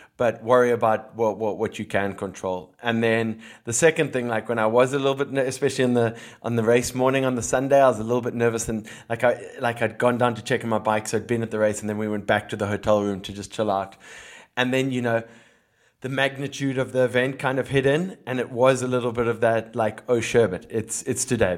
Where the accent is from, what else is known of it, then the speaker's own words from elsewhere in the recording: Cape Town, Western Cape, South Africa; now in Philippines; growing up in Cape Town